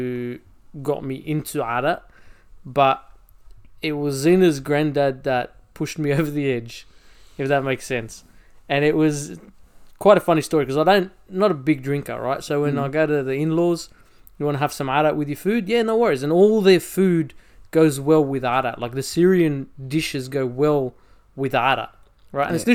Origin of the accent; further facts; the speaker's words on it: Australia; accent: Aussie; also born or lived in Egypt; my family migrated here. We came here in 89 and I was 3 years old